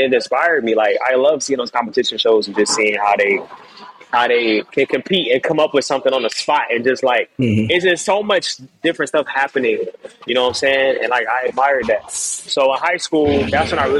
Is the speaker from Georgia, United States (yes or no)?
yes; Atlanta, Georgia, United States; also born or lived in Jamaica; now in Miami, United States; I'm Jamaican, family's in the Caribbean and stuff like that. I grew up in Atlanta